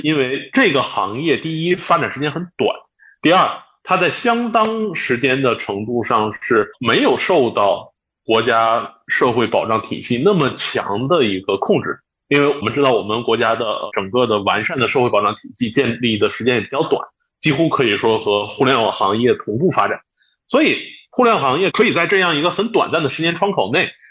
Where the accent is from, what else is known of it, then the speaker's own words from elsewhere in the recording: Northeast China, China; 我家是东北的